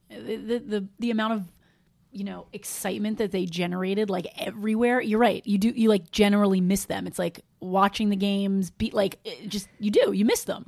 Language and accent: English; New York, United States; I'm from New York